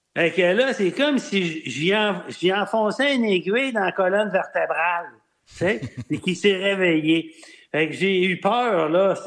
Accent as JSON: {"language": "French", "town": "Quebec City", "region": "Quebec", "country": "Canada", "tie": "born or raised there", "also_born_or_lived": "Sainte-Foy", "said": "Je suis né à Sainte-Foy, puis j'ai grandi à Cap-Rouge"}